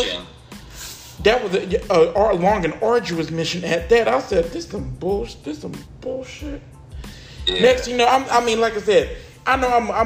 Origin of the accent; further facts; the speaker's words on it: the South, United States; I'm from the South